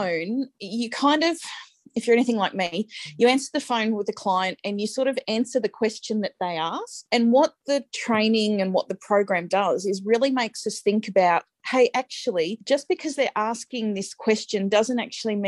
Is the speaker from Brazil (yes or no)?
no; Strathfieldsaye, Victoria, Australia; I grew up in Stratfield, say